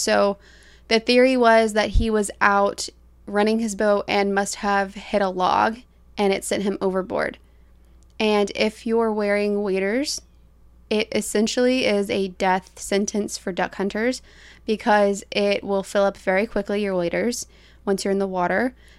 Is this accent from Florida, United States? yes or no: yes; Florida, United States; we're from Florida, so.